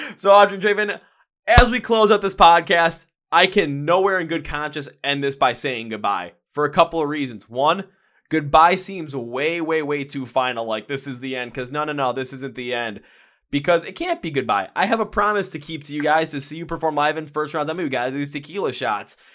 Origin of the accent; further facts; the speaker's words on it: Milwaukee, Wisconsin, United States; I'm from Milwaukee, Wisconsin. I'm from the place where, you know, beer flows like water.